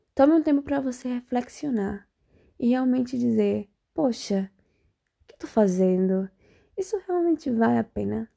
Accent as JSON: {"language": "Portuguese", "region": "Bahia", "country": "Brazil", "moved": "yes", "lives_now": "Spain", "said": "eu sou baiana. Para quem não sabe, baiana. E não baiana de Salvador, baiana de outro lugar. Da Bahia também."}